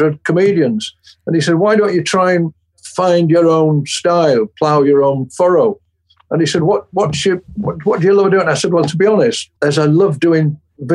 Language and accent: English; St Helens, North West England, United Kingdom; I grew up in St Helens, which is on the fringe of Merseyside